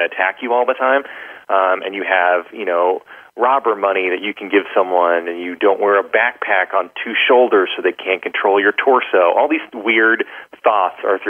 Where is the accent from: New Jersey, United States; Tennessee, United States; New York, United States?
New York, United States; New York City; I was coming from Staten Island